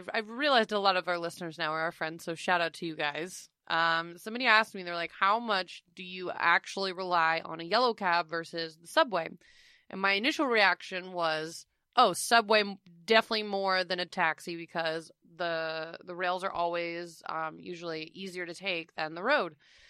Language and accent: English; New York City, New York, United States; Did my due diligence as a New Yorker.